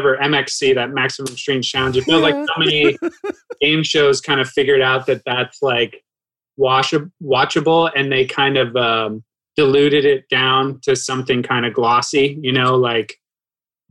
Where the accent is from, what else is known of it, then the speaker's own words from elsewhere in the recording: Ohio, United States; I'm from Ohio. Like I literally had neighbors with farms